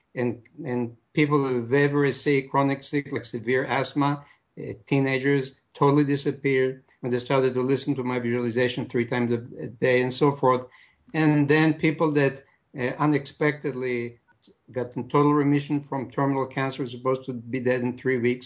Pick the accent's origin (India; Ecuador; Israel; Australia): Israel; moved away as an adult; also born or lived in Jerusalem; now in United States; I'm, I'm originally from Israel.